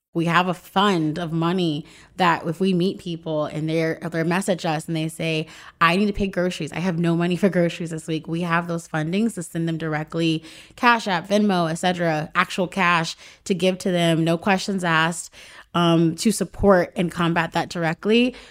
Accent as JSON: {"language": "English", "town": "Raleigh", "region": "North Carolina", "country": "United States", "moved": "yes", "lives_now": "Los Angeles, United States", "said": "I moved to Los Angeles. I'm from Raleigh, North Carolina"}